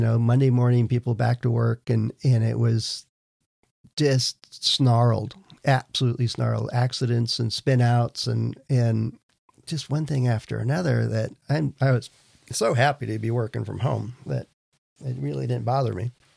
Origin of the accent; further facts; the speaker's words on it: Wisconsin, United States; moved away; I grew up in Wisconsin